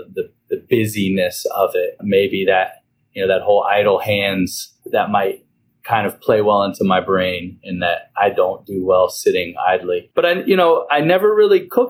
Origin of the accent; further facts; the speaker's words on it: Hillsborough, North Carolina, United States; moved away as an adult; now in New Orleans, United States; Where I'm from is Hillsborough, North Carolina, which we have a Hillsborough Hog Day